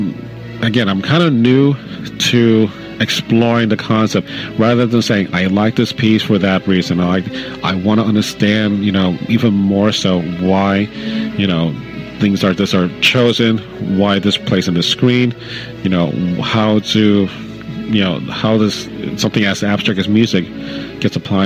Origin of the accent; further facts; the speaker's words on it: New York City, New York, United States; growing up in the Bronx